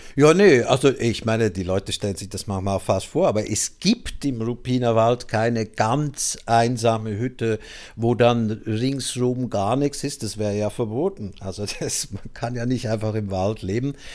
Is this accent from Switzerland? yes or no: yes; Switzerland; moved away; aus meiner Heimat der Schweiz stammt